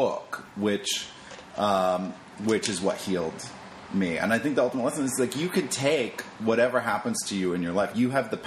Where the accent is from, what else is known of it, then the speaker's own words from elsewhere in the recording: Maine, United States; also born or lived in Boston; now in Los Angeles, United States; I grew up in Maine